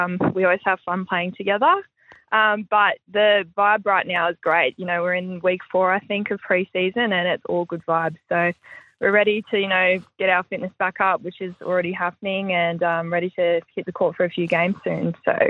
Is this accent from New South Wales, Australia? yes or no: no; Brisbane, Queensland, Australia; Yeah, I'm from Brizzy, so grew up in town and went through all the pathways growing up underage, so yeah.